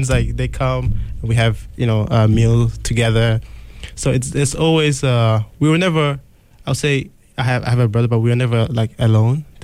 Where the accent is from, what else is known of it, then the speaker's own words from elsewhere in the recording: DR Congo; moved away; I'm from the Democratic Republic of the Congo.